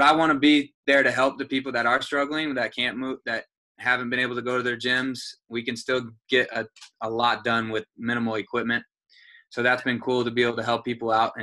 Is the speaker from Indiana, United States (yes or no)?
yes; Carmel, Indiana, United States; moved away as an adult; now in Nashville, United States; I'm from Carmel, Indiana, and I've been here for about 2 years